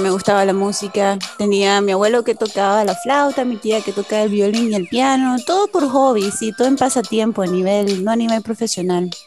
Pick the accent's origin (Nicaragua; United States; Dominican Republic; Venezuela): Nicaragua; born there; also born or lived in England / Spain; mi papá es de Inglaterra y mi mamá es nicaragüense. Nací en Nicaragua